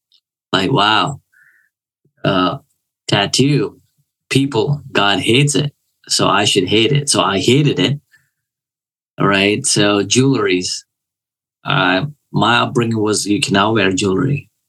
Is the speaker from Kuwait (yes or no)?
yes; Kuwait; I was born in a Christian family. So all I knew was the church. I grew up there and it was just whatever.